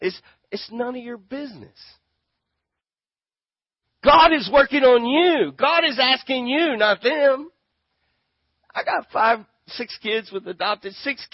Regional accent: Grand Prairie, Texas, United States; I'm a Texan. I'm from Grand Prairie, and there's something about justice I want.

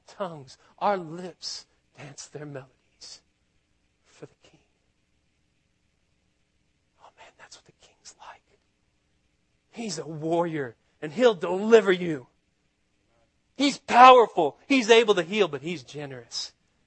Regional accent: Austin, Texas, United States; I'm from Austin

